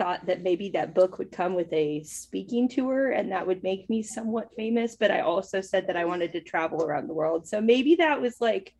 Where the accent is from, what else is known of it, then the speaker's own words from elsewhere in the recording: California, United States; So that's my like claim to fame growing up